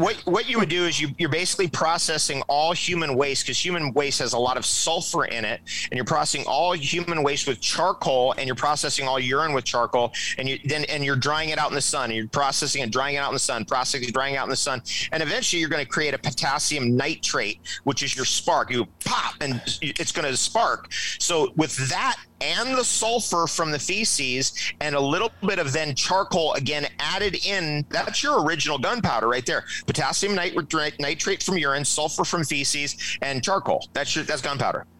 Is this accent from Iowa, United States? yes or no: no; Toms River, New Jersey, United States; I was born in Toms River, New Jersey